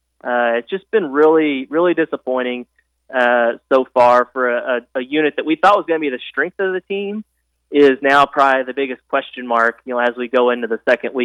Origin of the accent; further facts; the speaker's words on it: Springdale, Arkansas, United States; I am from Springdale